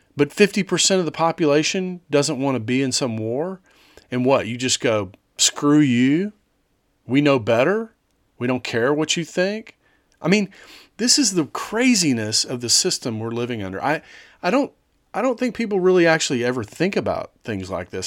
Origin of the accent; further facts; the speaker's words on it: United States; growing up in the United States